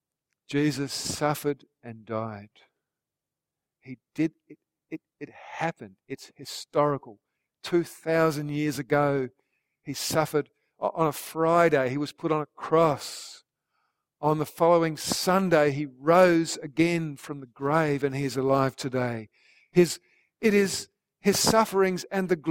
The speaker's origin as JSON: {"language": "English", "country": "Australia", "said": "our fellow Australians"}